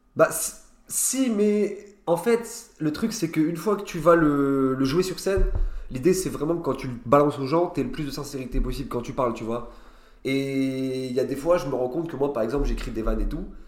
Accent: Nancy, Grand Est, France; moved away as an adult; now in Paris, France; j'ai grandi à Nancy et je suis parti en gros il y a deux ans à Paris

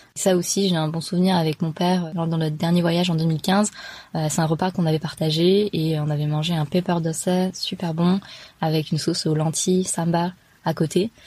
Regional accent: France; je suis française de culture tamoule, donc mes parents viennent de l'état du Tamil Nadu, et ils sont arrivés donc il y a plus de 30 ans, et euh, moi je suis née ici

